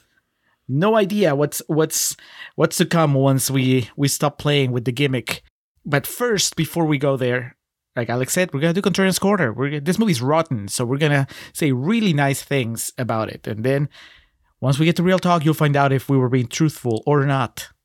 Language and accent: English; Peru; moved away; I grew up in Peru